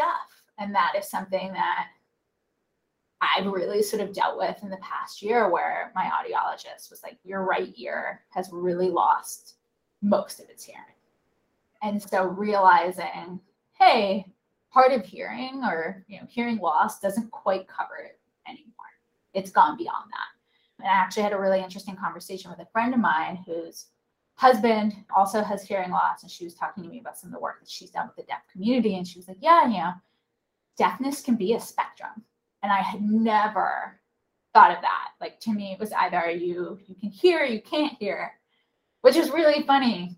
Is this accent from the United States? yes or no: yes; North Carolina, United States; I grew up in North Carolina and I was Jewish